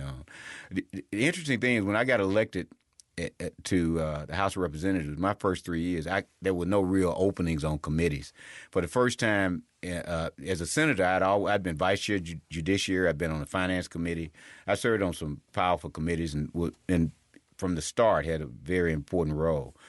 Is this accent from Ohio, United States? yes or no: no; Mississippi, United States; I loved home